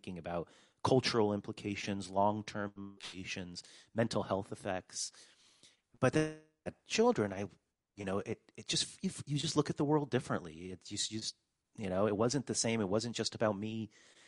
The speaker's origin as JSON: {"language": "English", "region": "California", "country": "United States", "tie": "born or raised there", "also_born_or_lived": "Poland", "moved": "as an adult", "said": "I grew up in California, but I was originally born in Poland, actually in communist Poland in 1978"}